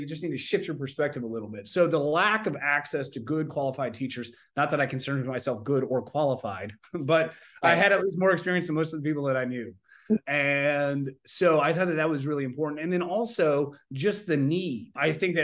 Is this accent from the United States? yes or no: yes; Oklahoma, United States; I grew up in Oklahoma